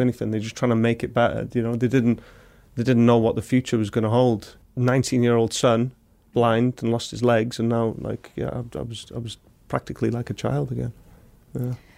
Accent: Wrexham, Wales, United Kingdom; I'm from Wrexham, so I'm from the local town where it's built

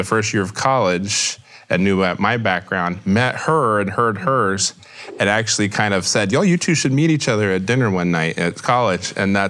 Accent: Houston, Texas, United States; And I grew up in Houston, Texas, just outside of Houston, Texas.

